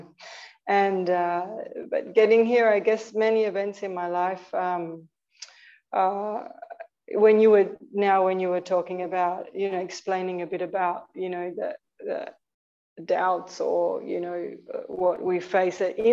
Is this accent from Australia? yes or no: yes; Australia; moved away as an adult; also born or lived in Argentina; now in Tiruvannamalai, India; I was born in Australia